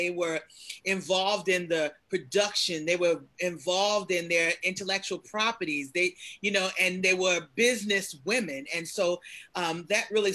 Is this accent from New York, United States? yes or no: yes; New York City, New York, United States; growing up in Bed-Stuy